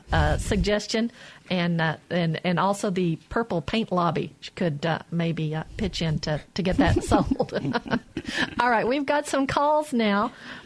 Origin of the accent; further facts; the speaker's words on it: Arkansas, United States; now in Mississippi, United States; I grew up in Arkansas, and my mom still lives there in a rural area.